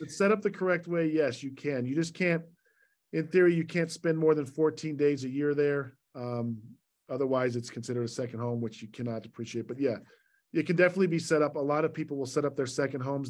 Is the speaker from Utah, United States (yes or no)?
yes; Salt Lake City, Utah, United States; moved away as an adult; also born or lived in Virginia / Long Island, New York; I was born and raised in Salt Lake